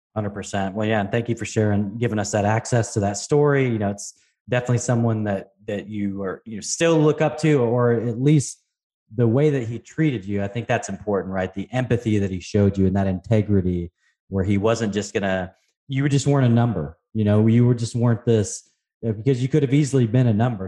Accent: Pacific Northwest, United States; I grew up in the Pacific Northwest

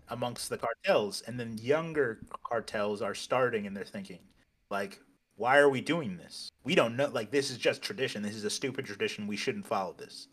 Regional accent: United States; moved away; also born or lived in Cancun, Mexico; I'm American

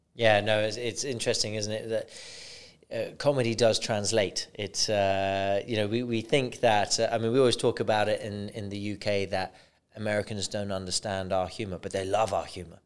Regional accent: Bristol, South West England, United Kingdom; now in United Arab Emirates; "I'm from Bristol." And that's where I'm from now

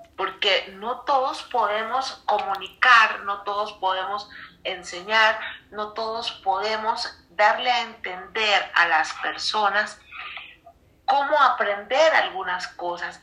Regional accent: Costa Rica; now in Mexico; y también desde Costa Rica, mi tierra amada.

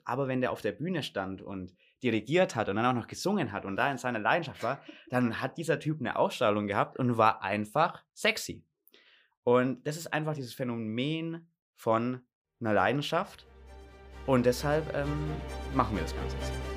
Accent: Gundremmingen, Bavaria, Germany; now in Munich, Germany; bin aus Gundremmingen, also hier eigentlich aus der Nähe und bin hier aufgewachsen, bin aber dann vor fast schon drei Jahren bald nach München gezogen zum Studieren

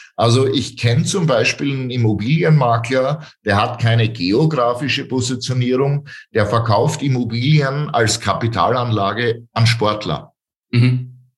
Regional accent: Styria, Austria; ich komme aus der Steiermark

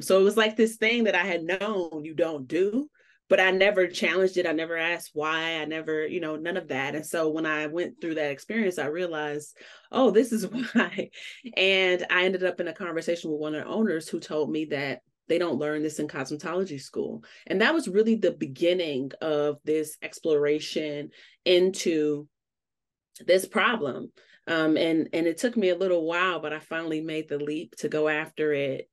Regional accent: Chicago, Illinois, United States; moved away as an adult; now in Colorado, United States; I'm originally from Chicago, which I always rep

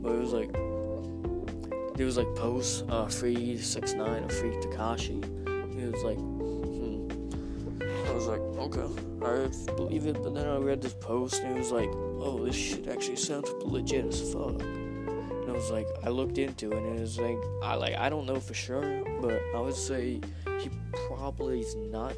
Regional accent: Texas, United States; now in Pennsylvania, United States; Oh yeah, I come from Texas. If you can hear like an accent or some shit

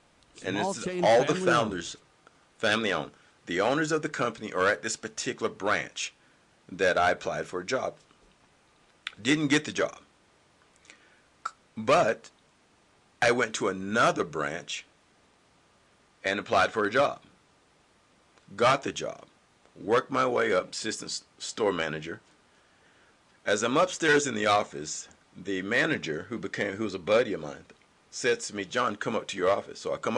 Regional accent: the South, United States; But in my mindset, now, mind you, I'm from the South, and I realized something with people

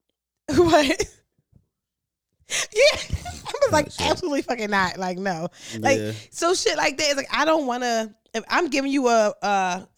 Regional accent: Philadelphia, Pennsylvania, United States; I'm from North Philly

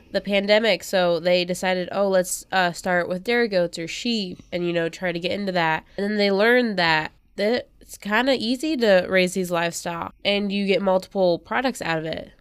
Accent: Sutton, Nebraska, United States; in my hometown of Sutton at the Clay County News

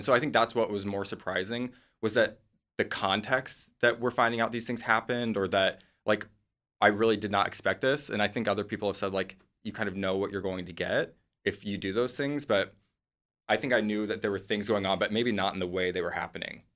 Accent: Midwest, United States; moved away; I'm from the Midwest

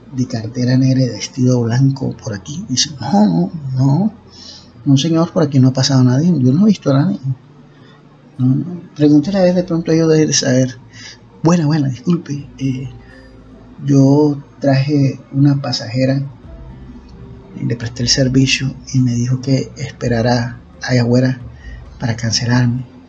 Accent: Costeño, Caribbean coast, Colombia; cómo somos nosotros los costeños

